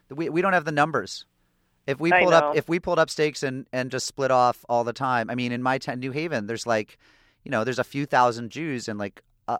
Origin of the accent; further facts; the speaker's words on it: New England, United States; I grew up in New England.